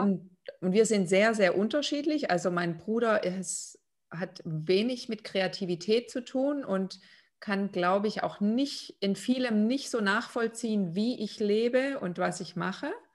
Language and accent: German; Lithuania; moved away; Also ich aus Litauen